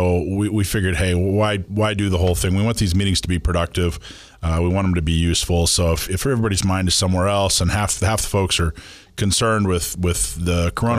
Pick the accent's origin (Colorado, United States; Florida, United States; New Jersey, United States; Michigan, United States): Florida, United States; moved away; I grew up in Florida where every season we had two or three hurricanes, like clockwork.